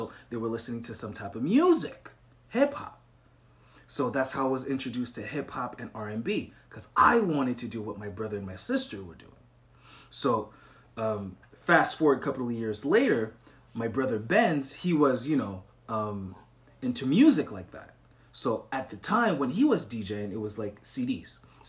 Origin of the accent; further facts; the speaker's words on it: Montreal, Quebec, Canada; So I'm from Montreal, Canada, which is a province of Quebec.